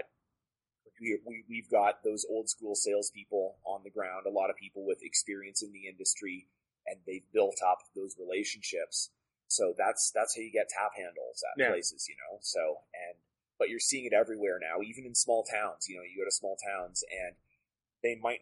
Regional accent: Ontario, Canada; now in Alberta, Canada; I'm from Ontario originally. And like, I'm from a very small town. Like, I grew up on a farm outside of a town of like 800 people.

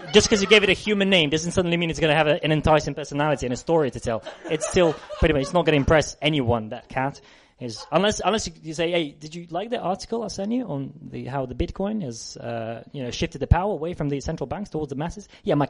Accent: South West England, United Kingdom; Devon, right? I'm from Devon.

